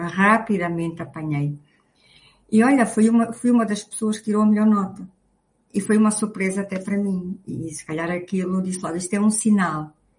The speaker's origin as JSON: {"language": "Portuguese", "town": "Luanda", "region": "Luanda Province", "country": "Angola", "tie": "born or raised there", "said": "nasci em Luanda"}